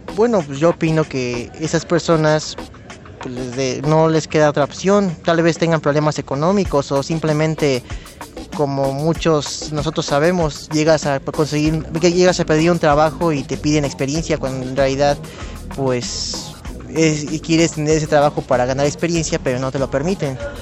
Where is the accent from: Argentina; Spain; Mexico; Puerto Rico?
Argentina; Lanús, Buenos Aires Province; soy del partido de Lanús, eh, Buenos Aires, Argentina.